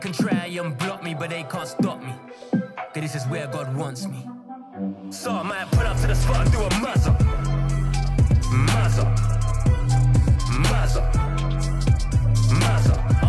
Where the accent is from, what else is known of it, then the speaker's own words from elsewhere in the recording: Birmingham, West Midlands, United Kingdom; I'm from Birmingham.